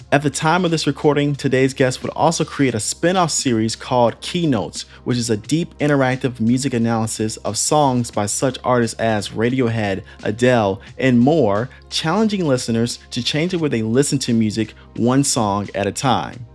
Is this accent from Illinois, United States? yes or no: yes; Chicago, Illinois, United States; moved away; back to my hometown of Chicago